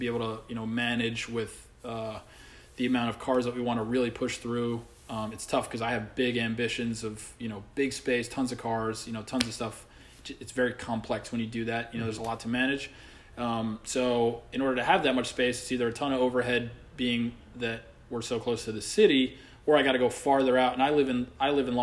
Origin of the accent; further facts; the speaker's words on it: Saudi Arabia; now in New York, United States; I grew up over in Saudi Arabia